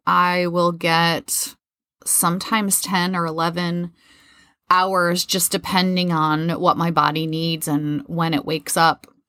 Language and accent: English; Midwest, United States; moved away; also born or lived in Florida; I grew up in the Midwest